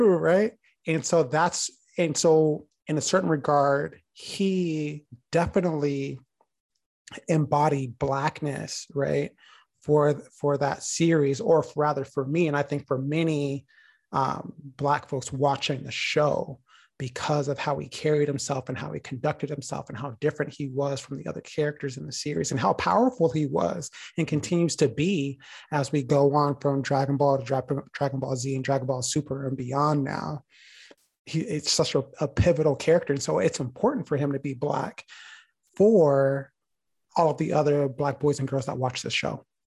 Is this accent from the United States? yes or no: yes; United States; living and growing up in the United States, I'm constantly reminded that I am a black boy